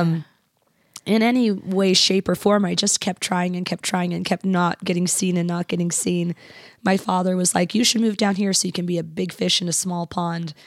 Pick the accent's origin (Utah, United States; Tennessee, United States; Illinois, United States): Utah, United States; Kearns; also born or lived in Bountiful; I was from Kearns.